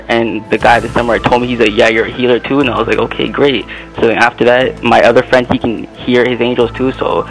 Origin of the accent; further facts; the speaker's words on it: Toronto, Ontario, Canada; Oh, I'm from here. I'm from Toronto, Canada. So I'm born here and everything.